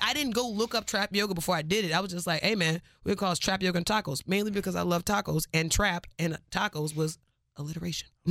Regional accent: Cypress, Texas, United States; I am from Cyprus

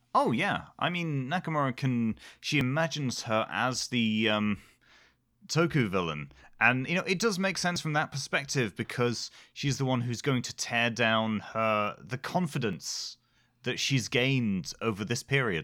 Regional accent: United Kingdom; we're British

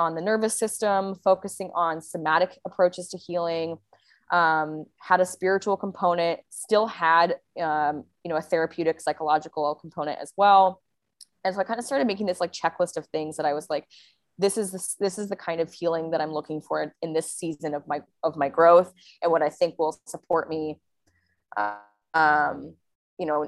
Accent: Seattle, Washington, United States; also born or lived in Bali; now in Sayulita, Mexico; I was, living in Seattle last year, which is where I'm from

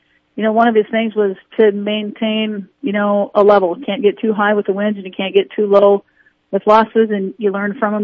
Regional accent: Pierpont, South Dakota, United States; now in Aberdeen, United States; I grew up on a farm in Pierpont, outside of Pierpont, South Dakota.

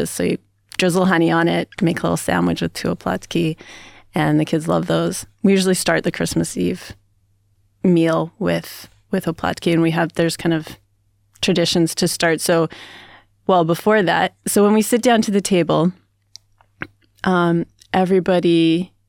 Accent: Canada; I mean, we do turkey because I'm Canadian and my sister in law is American

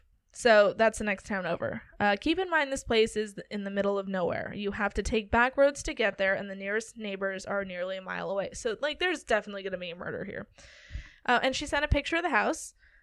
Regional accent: Granite Falls, Minnesota, United States; The Swenson Farm, now a museum, is a turn-of-the-century farmhouse halfway between my hometown of Granite Falls, Minnesota, and Montevideo.

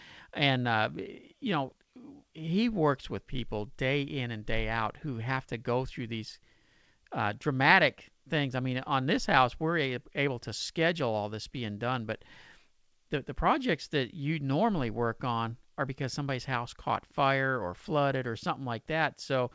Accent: Pasadena, Texas, United States; moved away; it's my hometown in Pasadena.

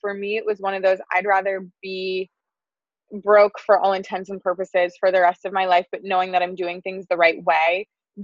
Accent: Wisconsin, United States; moved away as an adult; now in Southern California, United States; it was kind of pulling from that Wisconsin

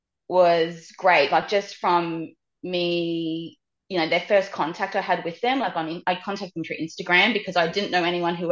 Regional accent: Australia; I was from Australia

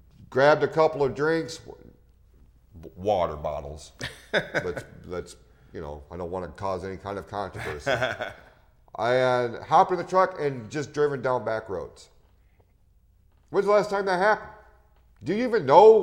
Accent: Hadley, Michigan, United States; I grew up in Hadley, which is the next town over

